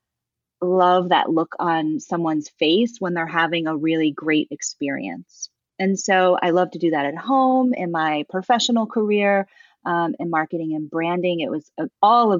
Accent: Baltimore, Maryland, United States; I grew up in Baltimore

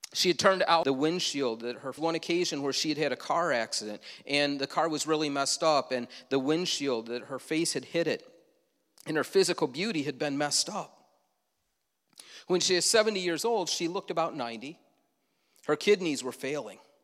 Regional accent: Leroy, United States; Growing up in Leroy, many yards had these hay bales with a bullseye

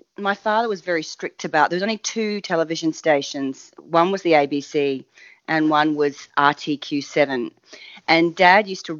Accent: Biloela, Queensland, Australia; I'm a Queenslander originally, country Queensland. The closest town was a little town called Billawheela

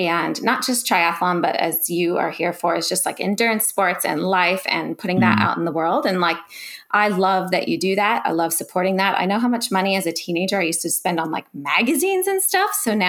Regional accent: Philadelphia, Pennsylvania, United States; also born or lived in California; now in Noosa, Australia; I'm originally from California, Philadelphia originally. I'm an American girl, as you guys can probably tell, but some people tell me now I have a little bit of an Australian twang

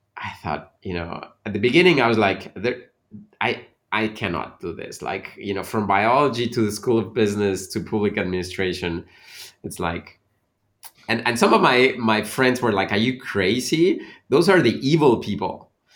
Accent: Veracruz, Mexico; moved away; also born or lived in Mexico City / Canada; I was born in Mexico City, but I really grew up in Veracruz

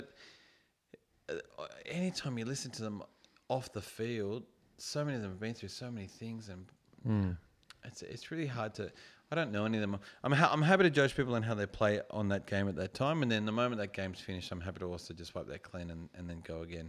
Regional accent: Balmain, New South Wales, Australia; So I grew up living in Balmain, constantly went to Leichhardt, watched those games.

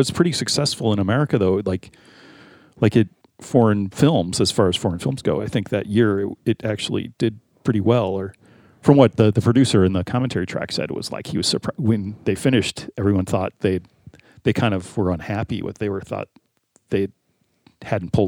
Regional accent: United States; being American

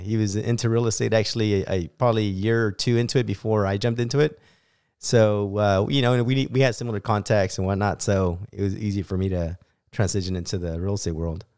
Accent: Bakersfield, California, United States; born and raised in Bakersfield, California

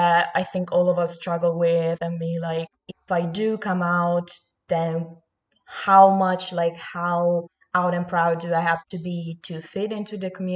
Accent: Italy; English is a second language; I'm Italian

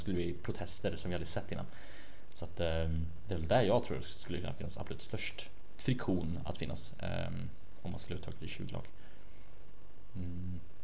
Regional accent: Sweden; vi svenskar

